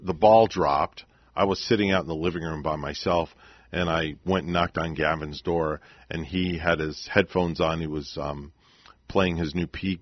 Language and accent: English; New York, United States; moved away; New York, from where I'm from